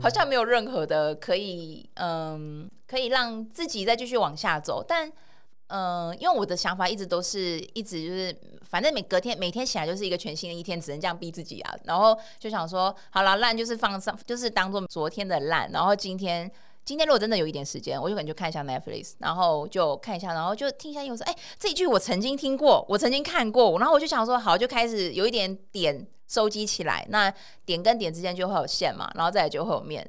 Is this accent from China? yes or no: no; Taiwan; also born or lived in France; 我是台湾人